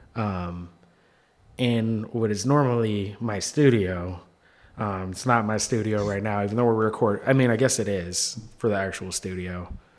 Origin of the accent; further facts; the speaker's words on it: Seattle, Washington, United States; now in New York, United States; my hometown